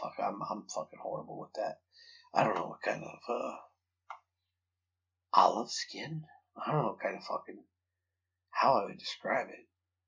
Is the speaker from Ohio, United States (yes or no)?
yes; Toledo, Ohio, United States; I'm from fucking Toledo. So don't. I was born and raised in Toledo, Ohio.